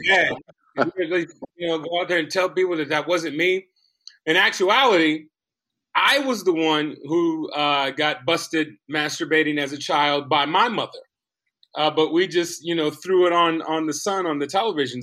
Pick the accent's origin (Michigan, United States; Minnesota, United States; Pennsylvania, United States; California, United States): California, United States; Compton; growing up in Compton